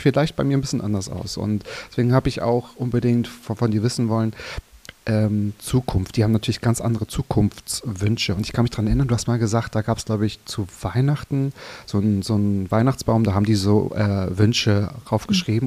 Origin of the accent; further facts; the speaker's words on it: Mecklenburg-Vorpommern, Germany; now in Berlin, Germany; in Mecklenburg-Vorpommern. Genau. Ähm, mein Heimatbundesland